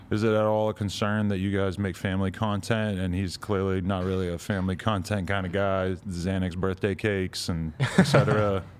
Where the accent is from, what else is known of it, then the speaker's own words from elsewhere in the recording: New Hampshire, United States; I'm from New Hampshire